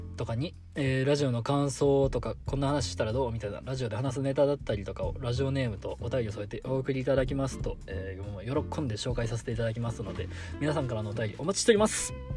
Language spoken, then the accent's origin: Japanese; Himeji, Hyogo, Japan; 地元が兵庫であの姫路出身なんでね